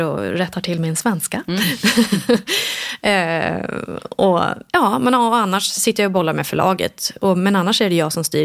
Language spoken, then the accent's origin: Swedish; Sigtuna, Stockholm County, Sweden; also born or lived in Ängelholm, Sweden; vi flyttade ganska snabbt eh, till Sigtuna